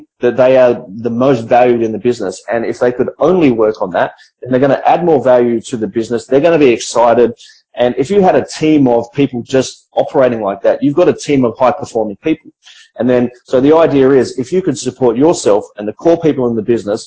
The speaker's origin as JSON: {"language": "English", "country": "Australia", "moved": "yes", "lives_now": "Philippines", "said": "I'm an Australian entrepreneur, I have Australian managers"}